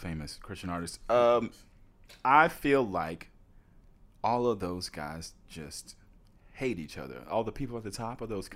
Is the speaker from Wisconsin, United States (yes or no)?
no; Nashville, Tennessee, United States; also born or lived in Hendersonville, Tennessee; I grew up in Nashville.